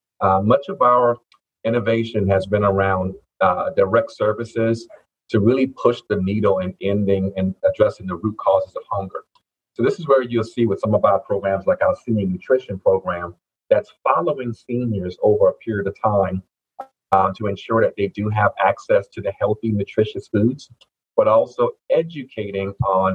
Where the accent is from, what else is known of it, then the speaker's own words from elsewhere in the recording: Lowcountry, outside Charleston, South Carolina, United States; moved away as an adult; also born or lived in Fayetteville, North Carolina / Elizabeth City, North Carolina; now in North Carolina, United States; Yes, I am originally from the Low Country. Okay. South Carolina, outside of Charleston there. That's my home.